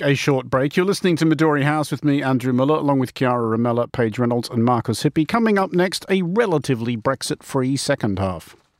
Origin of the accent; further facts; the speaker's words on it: Australia; as an Australian